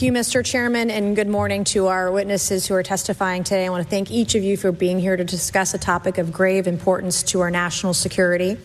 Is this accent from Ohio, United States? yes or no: no; Tennessee, United States; I'm from Tennessee